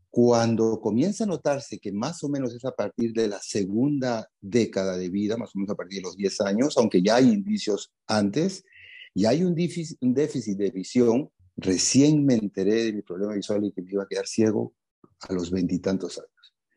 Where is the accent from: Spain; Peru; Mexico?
Peru; Lima; soy de Lima